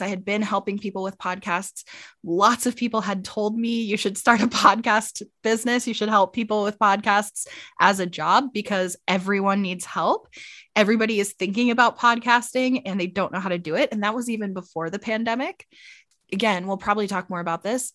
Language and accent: English; United States; now in Arizona, United States; originally, I'm from Maryland, Pennsylvania. but I'm currently living in Arizona, and I've actually been here for, like, half my life